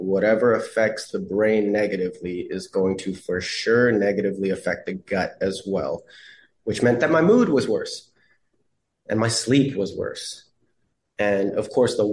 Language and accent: English; Canada; as a Canadian